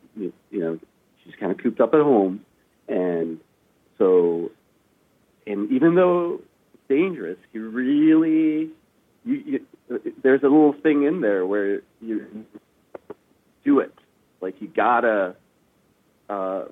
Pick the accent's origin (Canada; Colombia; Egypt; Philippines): Canada; Vancouver, British Columbia; also born or lived in Afghanistan; I was lucky enough to have grown up in Canada, in Vancouver. I spent the first 6 years of my life in Afghanistan